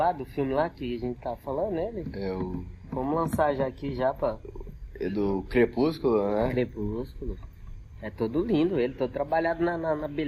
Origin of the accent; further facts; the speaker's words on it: São Paulo, Brazil; moved away; Eu, na verdade, eu sou paulista, né? Uhum. Eu tô no Mato Grosso há 20 anos.